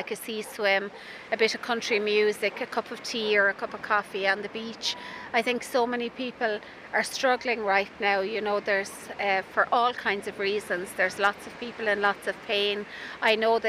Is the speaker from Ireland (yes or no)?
yes; Spanish Point, Munster, Ireland; I was brought up in Spanish Point all my life.